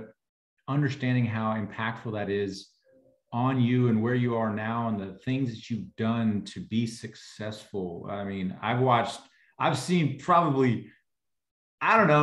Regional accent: Texas, United States; I'm from Texas

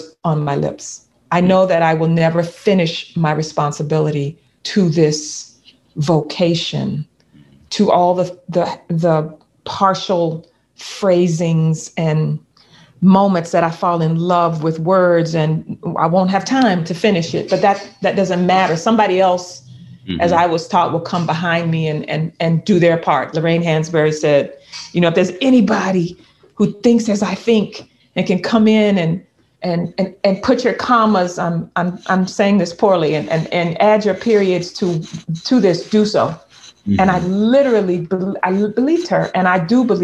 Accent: the South, United States; a Black girl, Black woman growing up in the South

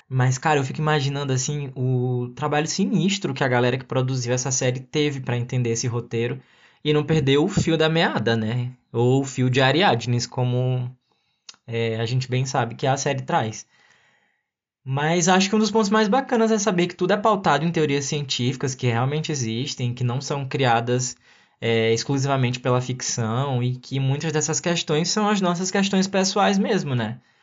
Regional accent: Brazil; somos nós brasileiros

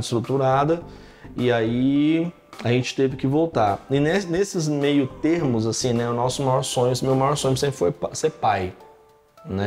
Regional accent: Carmo do Rio Claro, Minas Gerais, Brazil; moved away as an adult; also born or lived in São Paulo; quando eu tinha 14 para 15 anos, lá no interior de, de Minas Gerais, cidade chamada Carmo do Rio Claro

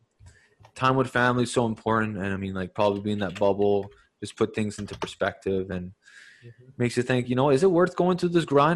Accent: Canada; I'm the Canadian guy

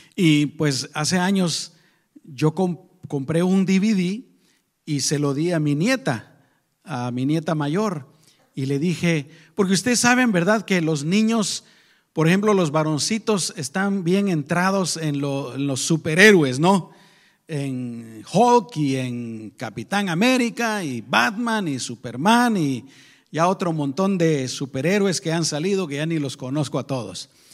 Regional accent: Guatemala; moved away; nosotros venimos de Guatemala

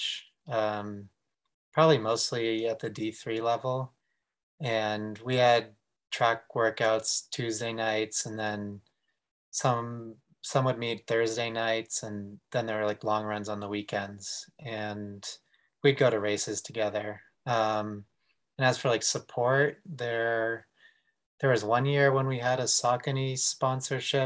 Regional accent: Westwood, Massachusetts, United States; So I actually grew up on the East Coast. I grew up in Westwood, Massachusetts, which is just outside of Boston

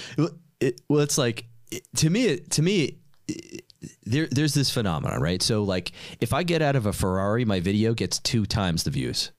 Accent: New York City, New York, United States; I'm from New York. Nobody has a freaking car

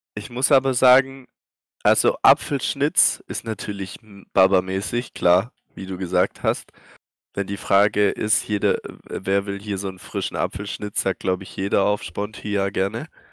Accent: Swabia, Baden-Württemberg, Germany; als Schwabe

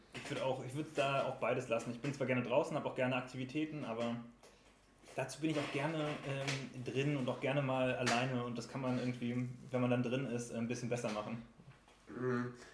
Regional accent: Rostock, Mecklenburg-Vorpommern, Germany; now in Dresden, Germany; ich komme eigentlich aus Rostock

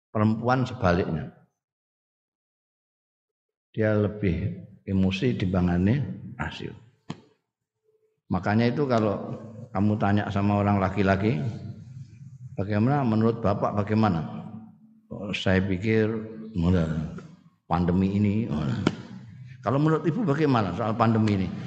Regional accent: Indonesia; orang Sunda itu bicaranya sudah beda dengan kita orang Jawa sini

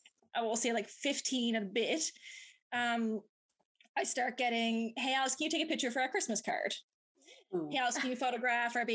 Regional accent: Twillingate, Newfoundland and Labrador, Canada; moved away as an adult; now in St. John's, Canada; I'm from the Twillingate area. So I spent my childhood copy panning

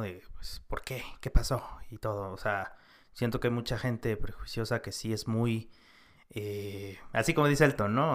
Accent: Mexico; also born or lived in San Cristóbal; nosotros como mexicanos

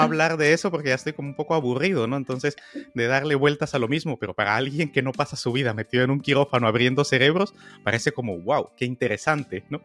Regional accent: Guatemala; yo nací en Guatemala

